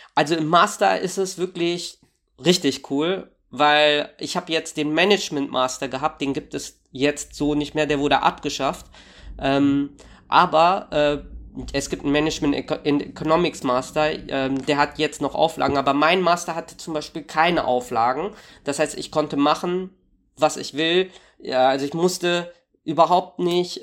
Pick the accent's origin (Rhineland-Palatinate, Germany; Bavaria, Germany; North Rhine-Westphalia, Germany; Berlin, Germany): North Rhine-Westphalia, Germany; Warstein; now in Dortmund, Germany; ich äh, komme also ursprünglich aus Warstein